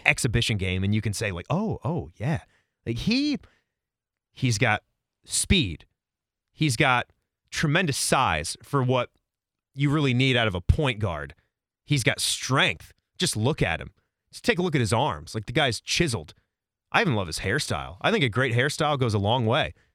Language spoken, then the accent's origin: English; Virginia, United States; now in Columbus, United States; I grew up in Virginia